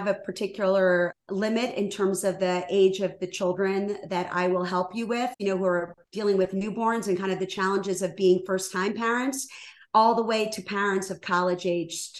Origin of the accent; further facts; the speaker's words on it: Washington, District of Columbia, United States; moved away as an adult; also born or lived in Rhode Island; now in Chicago, United States; I was born and raised in Washington, D.C.